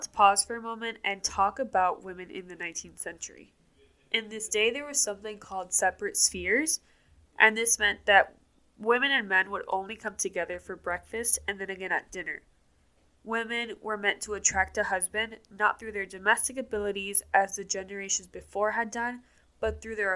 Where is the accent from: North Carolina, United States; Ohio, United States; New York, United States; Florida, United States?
Florida, United States; Miami; moved away as an adult; now in Atlanta, United States; I was born and raised in Miami, Florida, and I didn't leave Miami until 2 years ago when I moved to Atlanta, Georgia